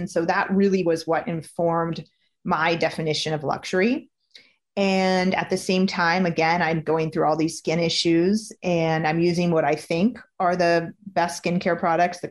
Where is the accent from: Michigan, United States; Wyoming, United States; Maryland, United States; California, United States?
California, United States; Napa Valley; coming from where I was coming from Napa Valley